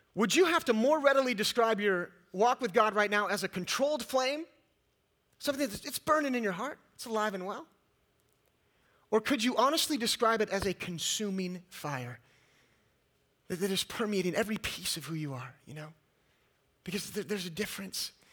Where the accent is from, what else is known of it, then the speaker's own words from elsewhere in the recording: California, United States; moved away as an adult; also born or lived in East Texas; I was raised in California and, uh, and lived most of my life. I got a Californian, all right.